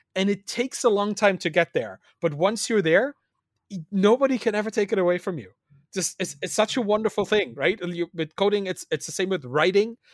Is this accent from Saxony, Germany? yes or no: yes; Dresden, Saxony, Germany; moved away; I grew up in East Germany. I was, was born in the, in the East, a, a country that doesn't exist anymore